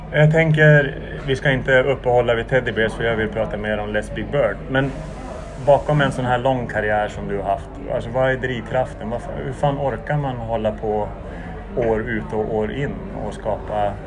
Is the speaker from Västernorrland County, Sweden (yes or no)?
yes; Sollefteå, Västernorrland County, Sweden; Det var en sketen byhåla i Norrland där jag växte upp, eh, Sollefteå.